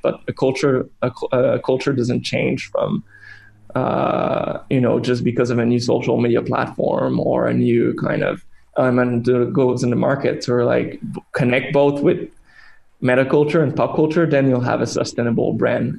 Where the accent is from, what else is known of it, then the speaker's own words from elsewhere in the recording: Canada; now in China; our roots as Canadian